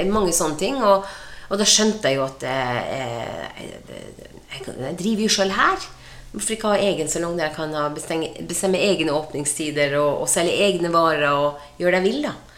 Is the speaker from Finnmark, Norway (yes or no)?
yes; Båtsfjord, Finnmark, Norway; now in Sarpsborg, Norway; Jeg kommer jo fra Båtsfjord eh, i Øst-Finnmark. og det var Norges største fiskevær den gangen, og de, eh, de sier det fortsatt er det, og det, det er vi nok. Eh, Båtsfjord er et, eh, godt sted å vokse opp.